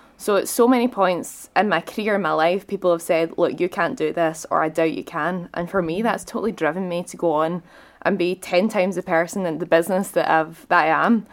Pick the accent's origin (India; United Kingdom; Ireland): United Kingdom; Scotland; as a Scottish person